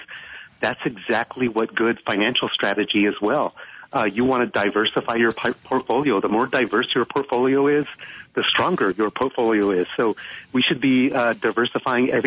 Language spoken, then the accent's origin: English; Phoenix, Arizona, United States; I was born here in Maryvale is a community in West Phoenix. And if you're from Phoenix, you know this area, but I was born here, went to school here, and I've lived here for most